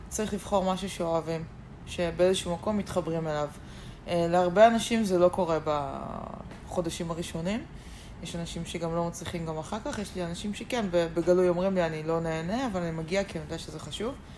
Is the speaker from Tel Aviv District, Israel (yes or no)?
no; Geva, Northern District, Israel; also born or lived in Ramat Yishai; אני מקיבוץ גבע